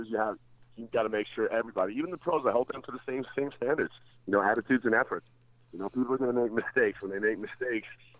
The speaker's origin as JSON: {"language": "English", "town": "Calgary", "region": "Alberta", "country": "Canada", "tie": "born or raised there", "also_born_or_lived": "Toronto, Ontario", "said": "I grew up in Toronto, but I left Toronto when I was 5 years old and went to Calgary"}